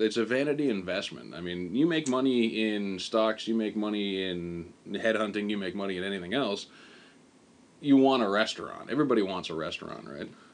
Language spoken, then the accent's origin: English; Canada; moved away as an adult; now in Japan; for me as a Canadian